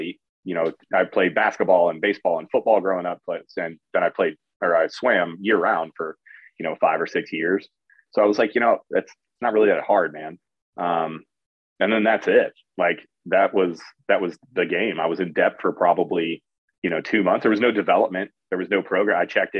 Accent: Barberton, Ohio, United States; Grew up in, a suburb of Akron, Ohio

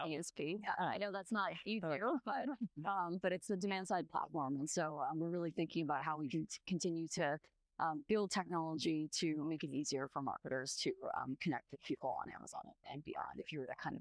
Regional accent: Canada; also born or lived in Latin America / London; now in Bay Area, California, United States; I grew up in Canada

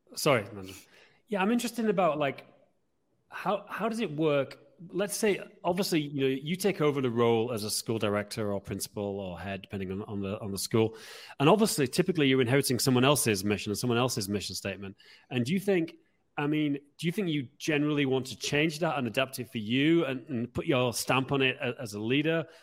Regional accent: England, United Kingdom; as an Englishman

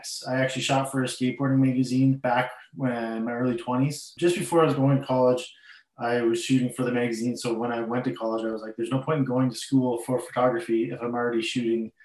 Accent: Cambridge, Ontario, Canada; I'm from Cambridge, Ontario

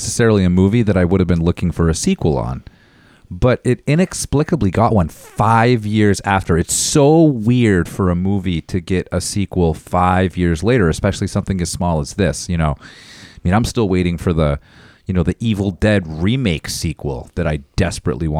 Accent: Maine, United States; growing up in Maine

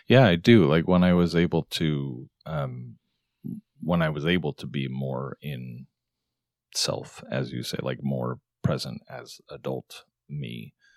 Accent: Arizona, United States; moved away; I grew up in Arizona, so I was back there where my family is

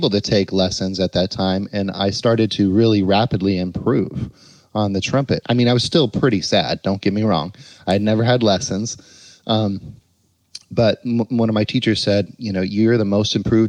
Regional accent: Spokane, Washington, United States; moved away as an adult; also born or lived in Miami; now in Seattle, United States; my hometown of Spokane

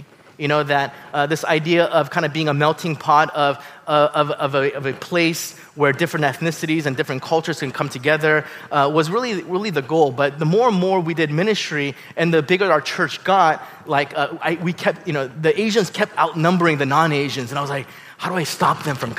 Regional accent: Yorba Linda, California, United States; moved away as an adult; now in Bay Area, United States; originally from Orange County. I grew up in Yorba Linda

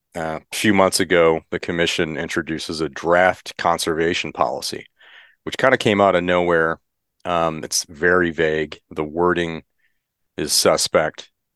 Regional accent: Michigan, United States; now in California, United States; I grew up in Michigan, grew up hunting.

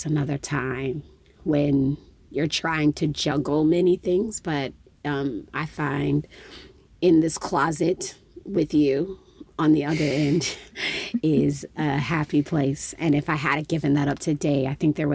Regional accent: Midwest, United States; I'm from the Midwest

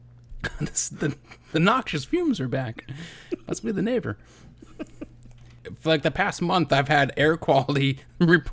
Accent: Pennsylvania, United States; moved away; also born or lived in outside of Philadelphia; I was born in Pennsylvania, and I lived just over an hour away from Centralia

